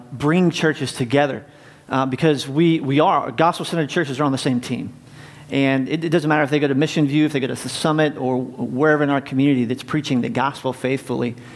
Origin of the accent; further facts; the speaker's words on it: North Carolina, United States; now in North Canton, United States; I grew up in North Carolina